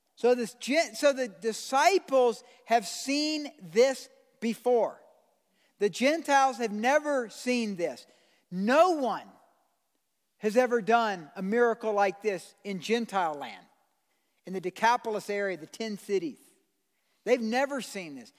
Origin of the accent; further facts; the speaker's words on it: United States; I'm an American citizen